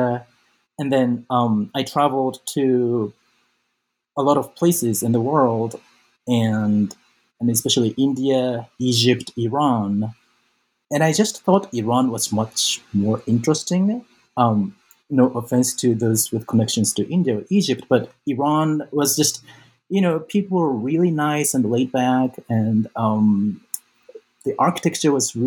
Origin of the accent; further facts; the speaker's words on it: Osaka, Japan; moved away as an adult; I was born and raised in Japan. I grew up mostly in Osaka